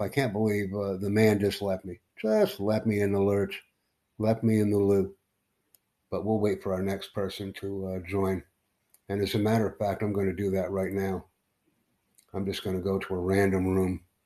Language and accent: English; United States; also born or lived in New York City; I'm from the United States